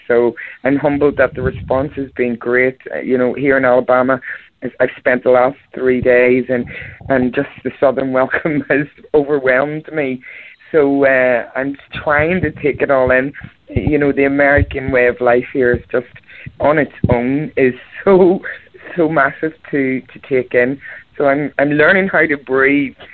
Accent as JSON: {"language": "English", "town": "Belfast", "region": "Northern Ireland", "country": "United Kingdom", "tie": "born or raised there", "said": "I was born in Belfast, Northern Ireland, and uh, I was on the cover scene back home for 25 years in wedding bands."}